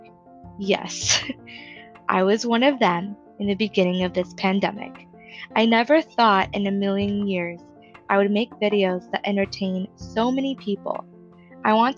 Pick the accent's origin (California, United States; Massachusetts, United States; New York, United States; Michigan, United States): California, United States; I was born and raised in California